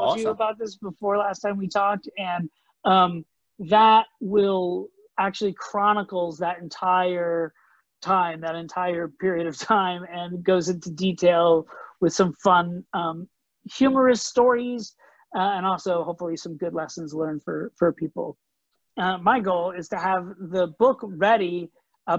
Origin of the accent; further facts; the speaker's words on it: Orlando, Florida, United States; moved away as an adult; also born or lived in New York City; I grew up in Orlando, Florida, and then I moved to New York City for college